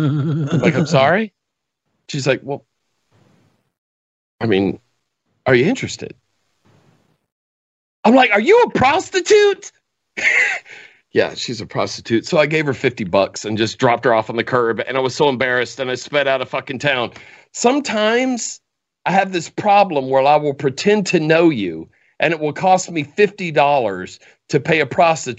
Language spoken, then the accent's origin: English; Northwest Florida, United States; moved away as an adult; now in Atlanta, United States; I'm from Northwest Florida. I live in Atlanta, but my family is in Northwest Florida